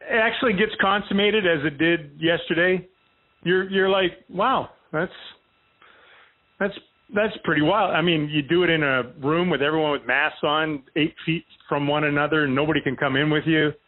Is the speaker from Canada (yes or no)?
yes; Canada; moved away as an adult; now in United States; I can't get out of jury duty anymore by saying I'm Canadian.